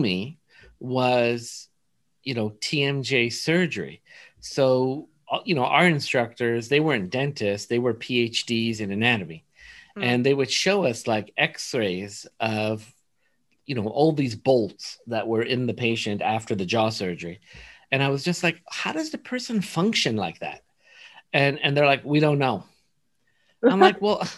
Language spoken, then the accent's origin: English; Los Angeles, California, United States; also born or lived in East Coast; I was kind of like raised in Woodland Hills, California. I was there pretty much my whole life until I left for dental school